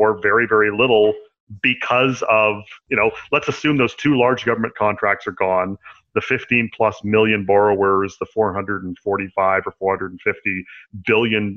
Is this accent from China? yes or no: no; Canada; I'm a Canadian